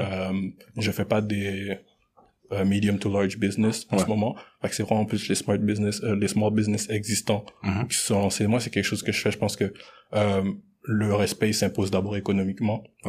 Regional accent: Montreal, Quebec, Canada; also born or lived in Congo (DR Congo); j'ai grandi vraiment entouré euh, d'haïtiens dans ma vie. Tu sais, j'ai grandi à Anjou, j'ai grandi à, RDP

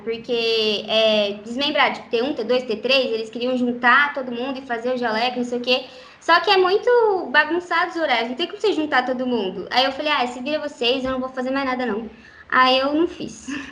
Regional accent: Maringá, Paraná, Brazil; also born or lived in Guaratuba, Paraná; eu nasci em Guaratuba, no litoral do Paraná, e vim para cá com oito anos de idade, mais ou menos

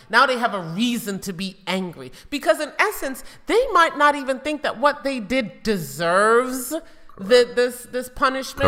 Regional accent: New York City, New York, United States; growing up in New York City with drive-by shootings

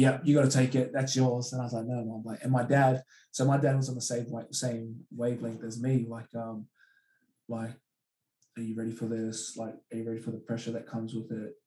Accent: Australia; also born or lived in Hamilton, New Zealand; I am Australian because like, I've like, my, my, my father was born here

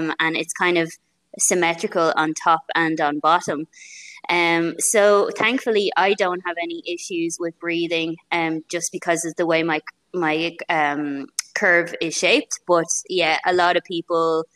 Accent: Rush, Leinster, Ireland; I have a gym here in my hometown of Rush where I train people

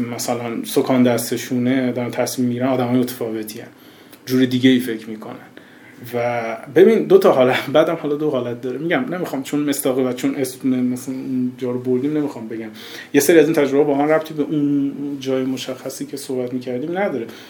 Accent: Bushehr, Bushehr Province, Iran; moved away as an adult; also born or lived in Shiraz, Iran; now in Tehran, Iran; من که از بوشهر اومدم شیراز از شیراز اومدم تهران

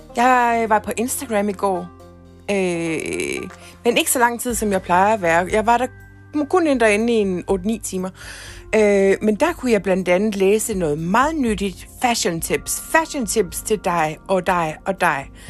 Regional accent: Ikast, Central Denmark Region, Denmark; moved away as an adult; also born or lived in Herning, Denmark / England; now in Copenhagen, Denmark; Jeg er faktisk fra Danmark, nærmere bestemt IKAST

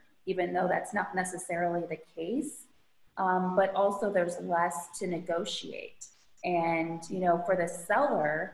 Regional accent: Midwest, United States; now in Florida, United States; I grew up in the Midwest

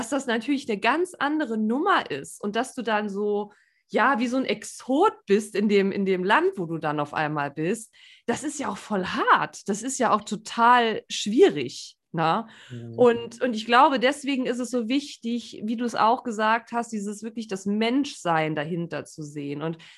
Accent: Saarland, Germany; ich bin ja auch keine mhm. gebürtige Lingenerin, ich bin ja Saarländerin

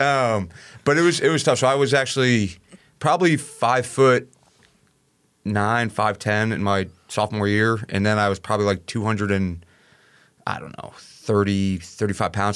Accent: Hopewell Junction, New York, United States; moved away; I'm from a small town called Hopewell Junction, uh, New York

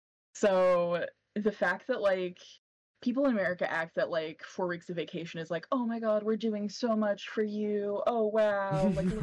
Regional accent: United States; just being American

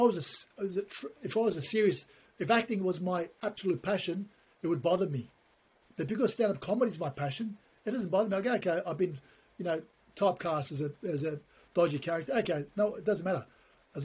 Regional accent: Australia; also born or lived in Ankara, Turkey; I'm from Australia. I was born in Turkey, but I came to Australia when I was 3 or 4, grew up in this country, educated here. So I'm Australian

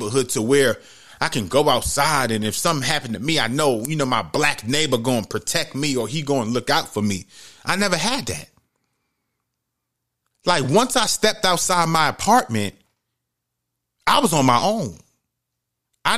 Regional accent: New York City, New York, United States; growing up in the Bronx, New York, Webster Avenue, 170

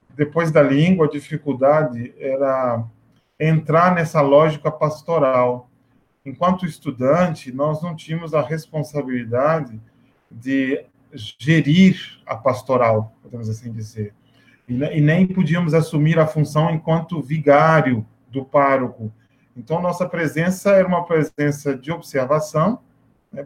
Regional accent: Goianá, Minas Gerais, Brazil; also born or lived in Paris, France; now in Acre, Brazil; A experiência vocacional surgiu na minha cidade natal, que é uma cidadezinha do interior de Minas Gerais, que se chama Goianá

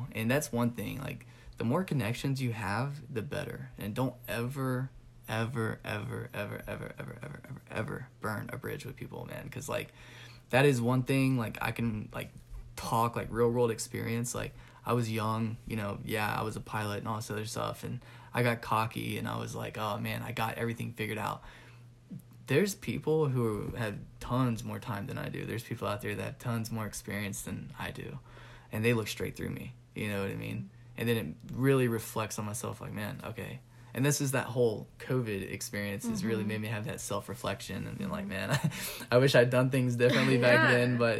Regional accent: California, United States; now in Georgia, United States; I'm originally from California, moved here to Georgia.

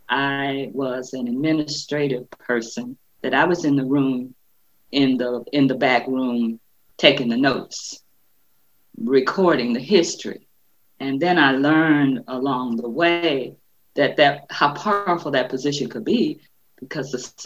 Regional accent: Detroit, Michigan, United States; I am a native Detroiter, born and raised in Detroit, lived on the North End, moved to the Northwest side of Detroit when I was in what was known as junior high at that time. So I'm a native Detroiter

